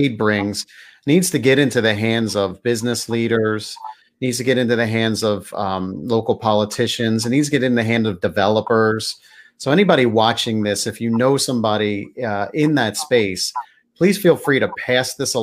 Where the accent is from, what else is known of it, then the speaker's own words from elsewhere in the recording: Pottstown, Pennsylvania, United States; I'm from Pottstown